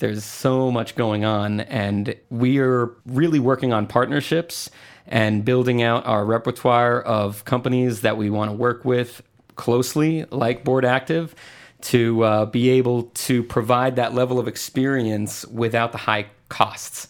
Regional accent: Puerto Rico; moved away as an adult; also born or lived in Tampa / New York; now in Atlanta, United States; originally, I'm from Puerto Rico, and I left when I was eighteen

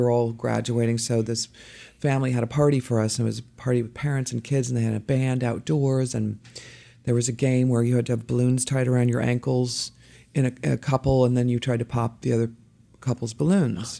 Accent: Dayton, Ohio, United States; also born or lived in Boston, Massachusetts / Cincinnati, Ohio; we moved to Dayton, Ohio, and that's where I grew up

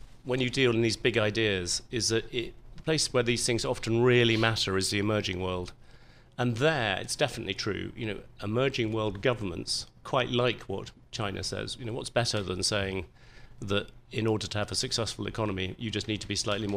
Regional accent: England, United Kingdom; being English

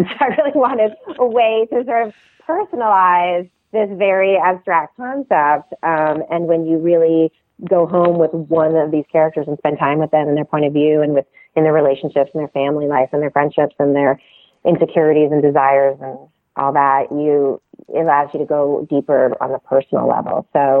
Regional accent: Canada; I grew up steeped in American politics, even though I grew up in Canada because my dad's a political scientist and he taught American government at McGill.

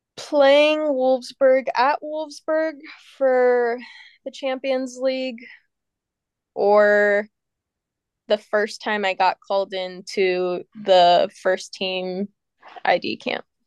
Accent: United States; I'm an American

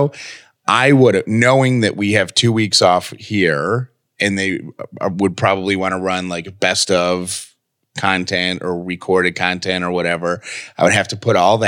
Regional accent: Syracuse, New York, United States; born or raised there; moved away

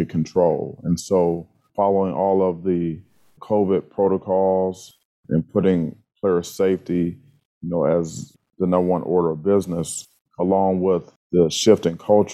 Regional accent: Cleveland, Ohio, United States; moved away as an adult; also born or lived in Wisconsin; now in Michigan, United States; growing up in the Midwest, being from Cleveland, playing at Wisconsin

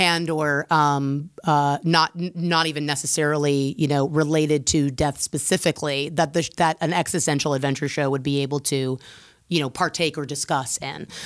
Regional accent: United States

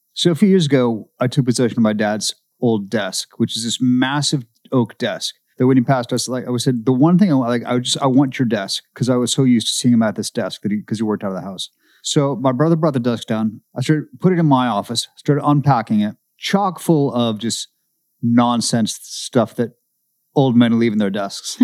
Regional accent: Seattle, Washington, United States; moved away; I grew up in Seattle

